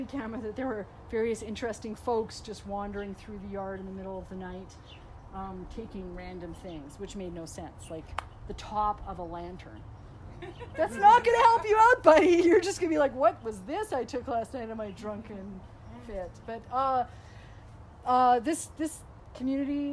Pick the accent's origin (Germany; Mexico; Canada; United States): Canada; Vancouver, British Columbia; moved away as an adult; now in Edmonton, Canada; being born and raised in Vancouver, being there most of my life